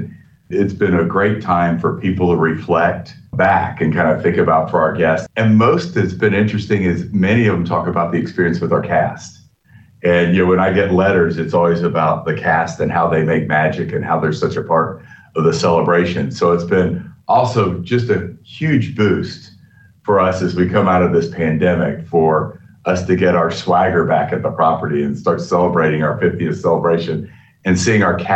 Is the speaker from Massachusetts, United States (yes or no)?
no; Winter Haven, Florida, United States; I grew up here in Winter Haven, Florida, went to high school in Winter Haven